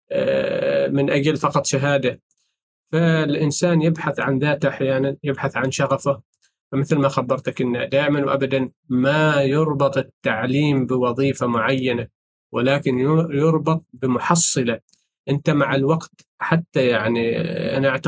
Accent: Oman; هنا عندنا في سلطنة عمان

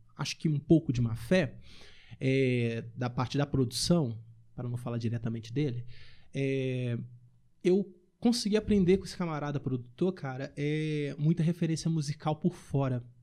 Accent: Ibirité, Minas Gerais, Brazil; do meu bairro onde eu cresci, lá em Birité

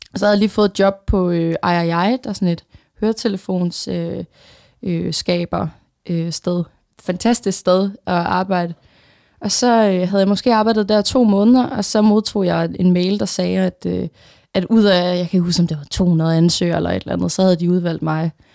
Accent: Funen, Southern Denmark, Denmark; moved away as an adult; now in Copenhagen, Denmark; jeg er egentlig selv fra Fyn, øhm, og vokset op der atten år i mit liv.

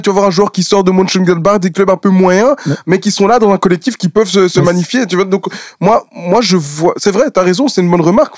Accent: Belgium; on est des Belges

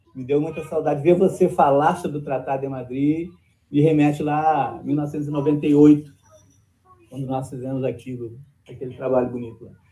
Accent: Rio Grande do Sul, Brazil; o meu currículo era ser rio-grandense

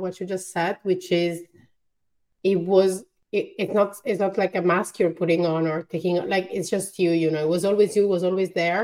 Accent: Italy; accent: Italian; English is a second language; my Italian accent

